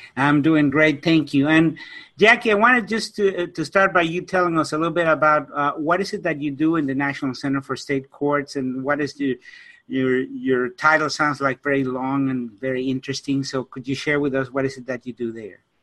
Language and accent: English; Mexico City, Mexico; moved away as an adult; now in United States; I was born and raised in Mexico City, and about 30 years ago, I came to the States